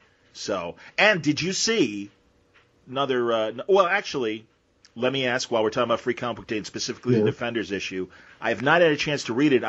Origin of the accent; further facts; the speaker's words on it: Wilmette, Illinois, United States; They're from Wilmette. They're from my hometown.